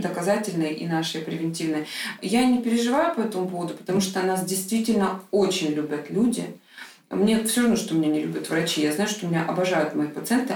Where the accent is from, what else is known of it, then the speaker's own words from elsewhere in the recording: Krasnodar, Krasnodar Krai, Russia; в тот же Краснодар, там маленький город, мой родной город